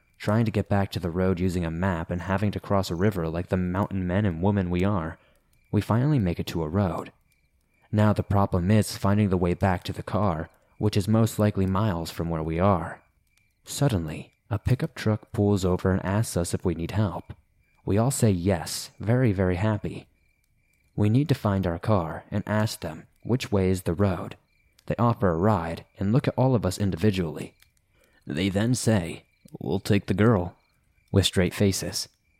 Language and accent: English; New Zealand; Now, I'm from New Zealand, but we traveled to France to meet my French partner and do a road trip around Europe together in his car.